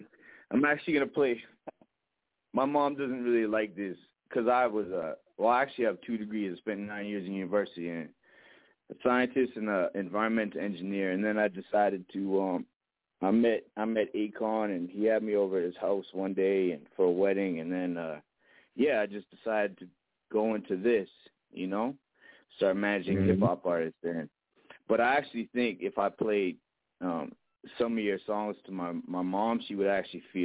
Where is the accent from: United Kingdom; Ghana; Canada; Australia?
Canada; Edmonton, Alberta; moved away as an adult; also born or lived in Las Vegas, United States; Now I'm in Canada, man, in my hometown, Edmonton, Alberta, Canada